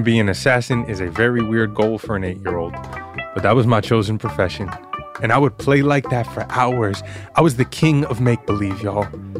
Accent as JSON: {"language": "English", "town": "New York City", "region": "New York", "country": "United States", "tie": "born or raised there", "moved": "as an adult", "said": "I grew up in Queens, New York at 102 17 64th Road. My Dominican father was the building super. I lived here until I was 18, and I'm back now"}